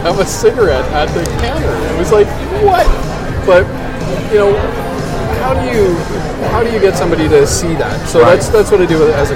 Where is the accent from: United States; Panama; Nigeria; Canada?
Canada; we're Canadian